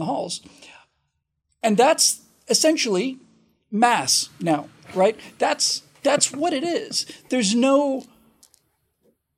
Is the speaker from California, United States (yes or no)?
no; Florida, United States; I grew up in Florida, started going to Disney World in 72, but I was 13 by then.